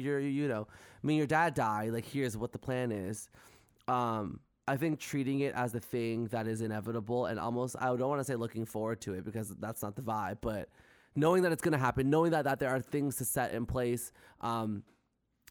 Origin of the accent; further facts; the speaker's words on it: Canada; I love being Canadian.